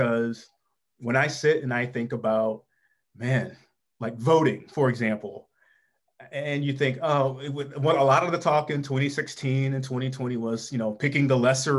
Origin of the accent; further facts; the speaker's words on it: St. Louis, Missouri, United States; I'm familiar with that neighborhood and that area of St. Louis. I grew up in North County